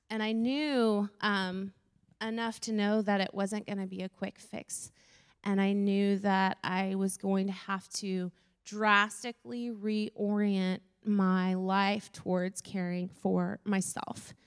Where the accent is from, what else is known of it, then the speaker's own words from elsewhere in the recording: Florida, United States; I grew up in Florida